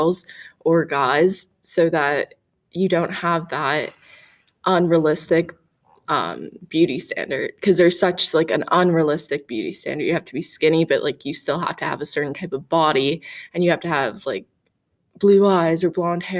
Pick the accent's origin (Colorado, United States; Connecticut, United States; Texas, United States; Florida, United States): Connecticut, United States; now in Toronto, Canada; I'm from Connecticut, but I live in Toronto